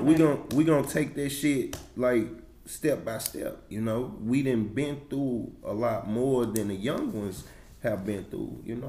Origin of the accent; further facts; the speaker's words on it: St. Louis, Missouri, United States; I'm from St. Louis, period, Walnut Port, South Side, downtown.